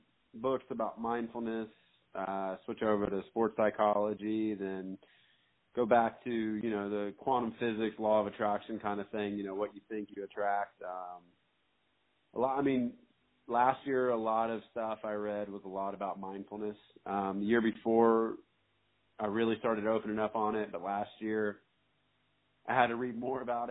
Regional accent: Habersham, North Georgia, United States; From a small town in North Georgia

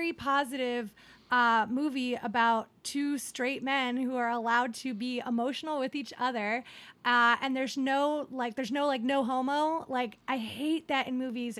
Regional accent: Ohio, United States; now in Los Angeles, United States; I grew up in Ohio

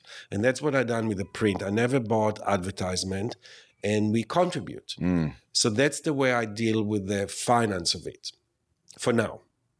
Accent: New York, United States; I'm a New Yorker.

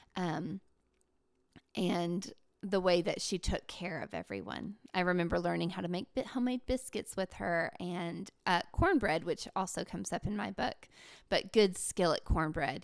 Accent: Appalachia, United States; also born or lived in New York; as Appalachian women

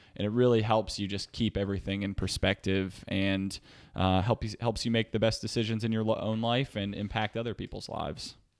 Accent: Reading, Pennsylvania, United States; also born or lived in Texas; now in San Diego, United States; I grew up in a small town outside of a smaller town in Pennsylvania. So, uh, Redding, Pennsylvania

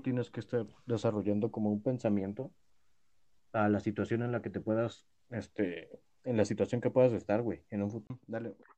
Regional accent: Mexico; soy mexicano

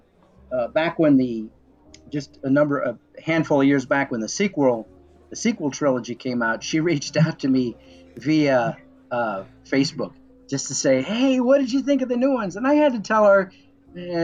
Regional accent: Illinois, United States; my hometown in Nowhere, Illinois

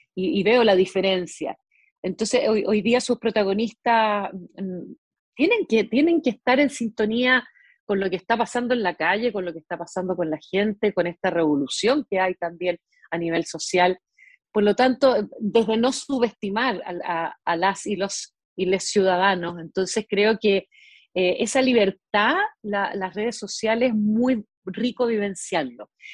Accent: Mendoza, Argentina; moved away; Yo me crié en Argentina, menos mal, porque allí, allá en Argentina estudié en una escuela pública

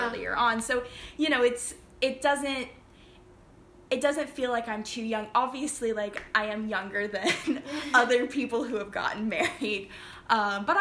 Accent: Chattanooga, Tennessee, United States; moved away as an adult; also born or lived in Flintstone, Georgia / England; now in Barbados; Chattanooga, which is my hometown for all intents and purposes

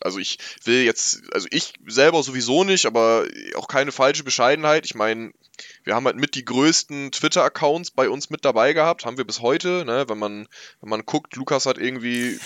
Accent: Northern Germany, Germany; ich komm aus dem Norden Deutschlands, hier ist das sowieso nicht so wie, wie im Ruhrpott

